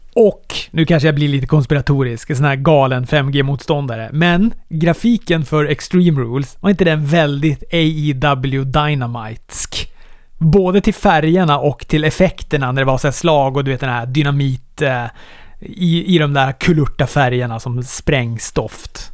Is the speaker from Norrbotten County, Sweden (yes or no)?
yes; Luleå, Norrbotten County, Sweden; moved away; just nu är jag hemma i Luleå